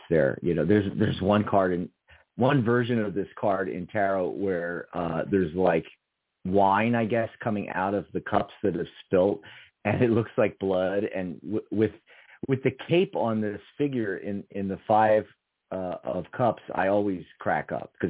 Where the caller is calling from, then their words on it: Chicago, Illinois, United States; I'm calling from Chicago.